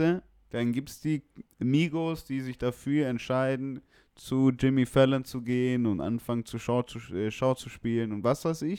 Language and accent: German; Bremen, Germany; also born or lived in East Frisia; ich bin gebürtiger Bremer